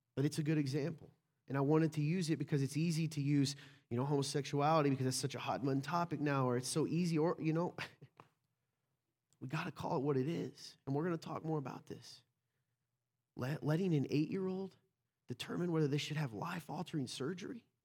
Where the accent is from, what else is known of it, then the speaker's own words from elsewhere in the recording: the South, United States; I'm from the South